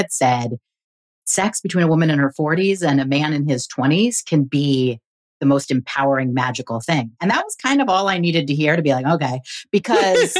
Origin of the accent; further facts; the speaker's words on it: California, United States; I grew up in California.